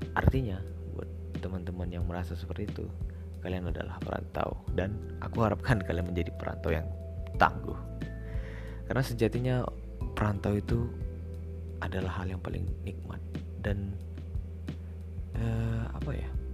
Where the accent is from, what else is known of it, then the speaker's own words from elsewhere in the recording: Medan, North Sumatra, Indonesia; moved away as an adult; aku kan asli dari Sumatera nih khususnya med, tepatnya Medan